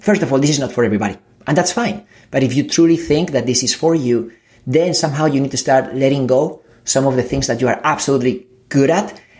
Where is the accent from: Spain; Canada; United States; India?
Spain; English is a second language; moved away; I come from Spain. I'm an immigrant.